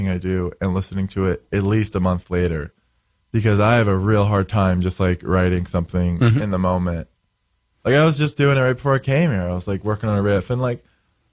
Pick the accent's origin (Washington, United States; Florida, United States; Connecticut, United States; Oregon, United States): Florida, United States; moved away; I grew up in Florida, so I always go to Florida.